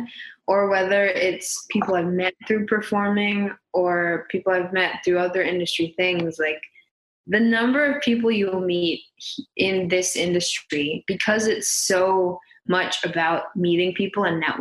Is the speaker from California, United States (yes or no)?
yes; San Jose, California, United States; also born or lived in Saratoga; I'm from San Jose